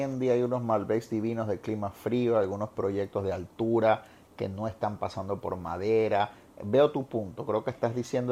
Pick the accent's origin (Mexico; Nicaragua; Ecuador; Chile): Ecuador; Guayaquil, Guayas; now in Puerto Rico; me llevó a mi infancia en Guayaquil, ya a esta altura el que no sabe que yo nací en Ecuador, pero que me considero ecuatorriqueño